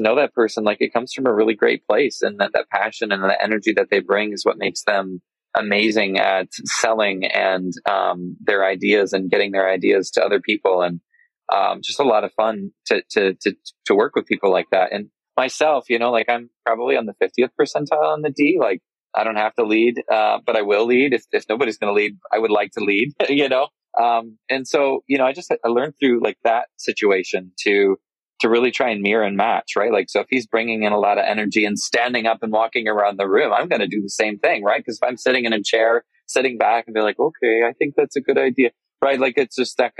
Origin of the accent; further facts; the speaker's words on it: Michigan, United States; I'm from Michigan, and Michigan winters can be cold